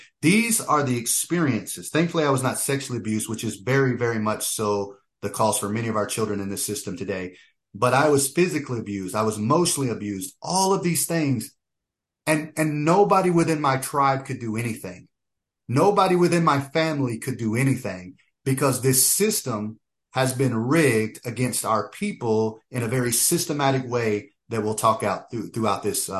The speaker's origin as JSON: {"language": "English", "region": "Oklahoma", "country": "United States", "tie": "born there", "said": "So in my own personal experience, I was born in Oklahoma. My father is full blood Lakota. My mother is primarily Choctaw."}